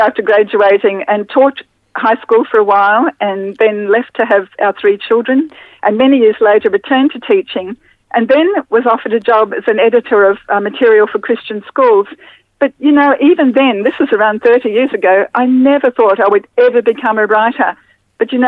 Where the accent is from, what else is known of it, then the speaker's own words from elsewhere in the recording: Brisbane, Queensland, Australia; I grew up in Brisbane in the 50s and 60s